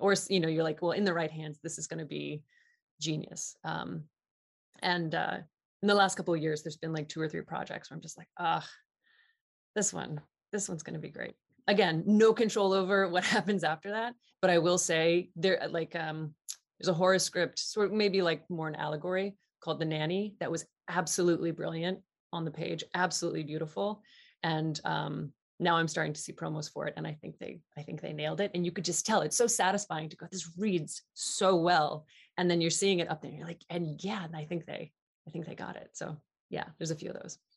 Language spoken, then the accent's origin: English; Southeast Ohio, United States; I'm from Southeast Ohio, which is the sort of beginnings of the Appalachian part of Ohio